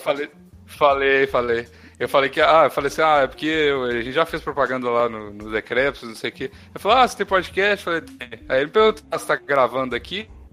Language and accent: Portuguese; Brazil; now in France; quando eu falei brasileiro